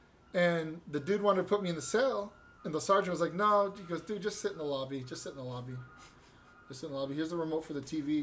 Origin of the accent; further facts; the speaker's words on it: California, United States; I was born here. Born and raised in California.